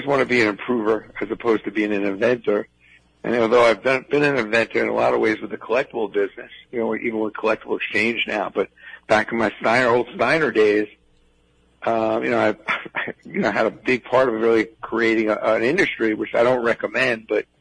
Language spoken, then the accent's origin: English; New York City, New York, United States; I grew up in Brooklyn